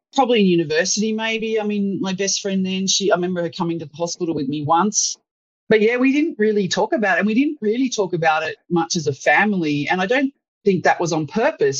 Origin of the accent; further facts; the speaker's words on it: Sydney, New South Wales, Australia; as a 26-year-old who'd grown up in suburban Sydney